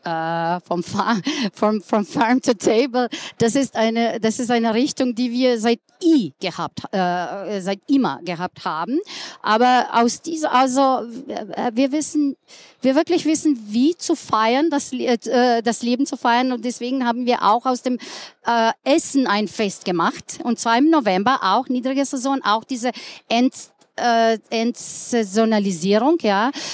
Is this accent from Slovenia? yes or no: yes; Ljubljana, Slovenia; German is a second language; Ich komme aus Ljubljana, bin dort geboren, äh, ganzes Leben dort gelebt